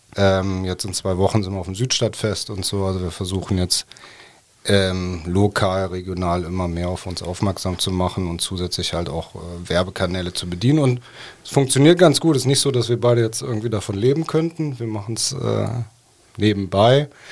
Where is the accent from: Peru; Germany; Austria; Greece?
Germany; Cologne, North Rhine-Westphalia; moved away as an adult; also born or lived in Munich; Ich als gebürtiger Kölner äh, hatte dann diesen Zuhausebezug